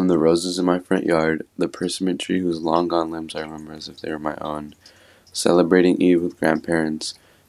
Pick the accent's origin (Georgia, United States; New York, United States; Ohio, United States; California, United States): California, United States; Los Angeles; I'm from Los Angeles and Pakistan / Mexico.